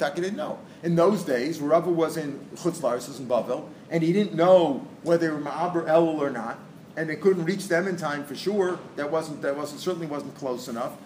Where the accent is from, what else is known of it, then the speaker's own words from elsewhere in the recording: St. Louis, Missouri, United States; we grew up in St. Louis